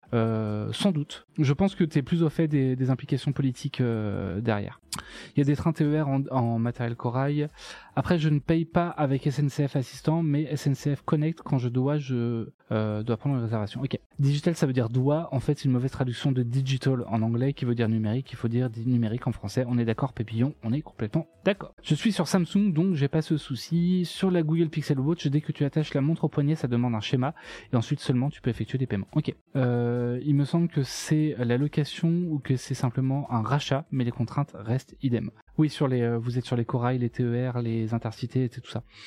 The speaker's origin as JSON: {"language": "French", "town": "Enrichemont", "region": "Centre-Val de Loire", "country": "France", "tie": "born or raised there", "also_born_or_lived": "Saint-Doulchard", "said": "Je suis né à Saint-Doulchard et par contre, j'ai grandi. Euh, j'ai grandi où j'ai passé euh, une bonne partie de, mon temps là-bas, à Enrichemont"}